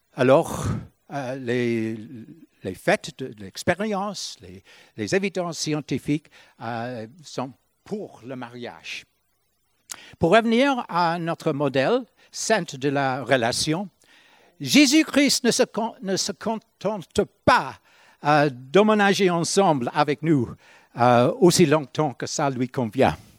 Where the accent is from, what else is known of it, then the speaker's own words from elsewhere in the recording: Ireland; moved away; quand j'étais chez nous en Irlande